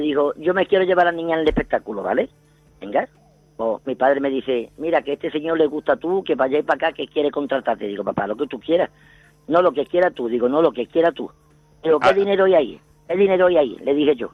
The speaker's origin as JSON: {"language": "Spanish", "town": "Seville", "region": "Andalusia", "country": "Spain", "moved": "yes", "lives_now": "Madrid, Spain", "said": "yo soy de Sevilla, pero llevo aquí en Madrid 55 años."}